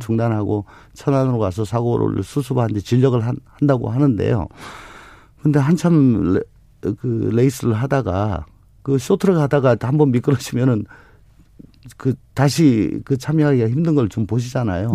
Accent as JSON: {"language": "Korean", "region": "Daegu", "country": "South Korea", "tie": "born or raised there", "said": "원래 대구가 고향입니다."}